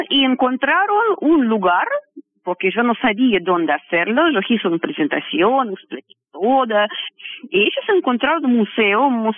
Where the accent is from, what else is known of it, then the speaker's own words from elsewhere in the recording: Russia; born there; Spanish is a second language; porque a mí me gusta vivir en Rusia, porque yo nací, tengo mis padres, es mi tierra, mi religión ortodoxo, yo siento muy cómodo.